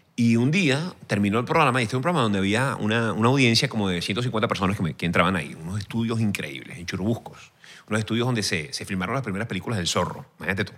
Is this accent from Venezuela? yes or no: yes; Venezuela; moved away as an adult; mi país.